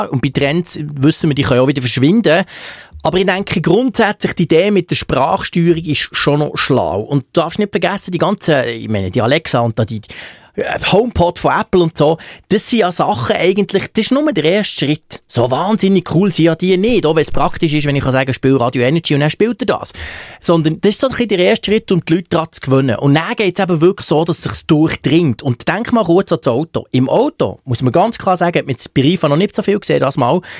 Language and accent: German; Bern, Switzerland; Plus kommt ja dazu, dass ich als Berner die als Zürcher sowieso fast nicht verstehe, vom Basler werden wir